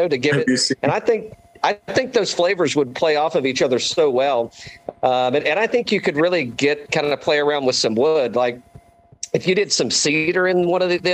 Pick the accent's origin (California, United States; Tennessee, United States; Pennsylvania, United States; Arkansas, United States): Tennessee, United States; East; I'm originally from East Tennessee too.